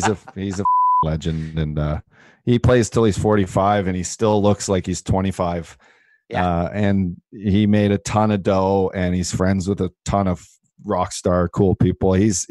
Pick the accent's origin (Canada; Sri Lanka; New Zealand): Canada; now in United States; Yeah, I know. It's bad. It's bad that I'm a Canadian. I can't even go up there.